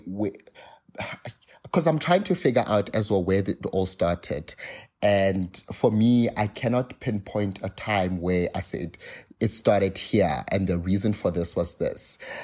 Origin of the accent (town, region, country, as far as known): South Africa